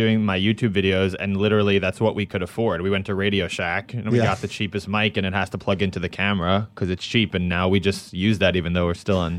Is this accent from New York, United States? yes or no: yes; New York City, New York, United States; I grew up in New York, and I, you know, went to high school in Manhattan, so I was really like a New York kid, I guess.